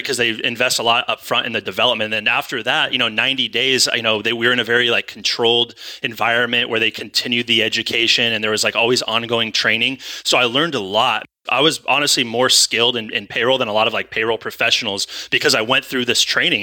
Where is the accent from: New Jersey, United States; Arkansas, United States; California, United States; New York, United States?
California, United States; moved away as an adult; also born or lived in Idaho; it's my hometown. It's, you know, it's where I'm from.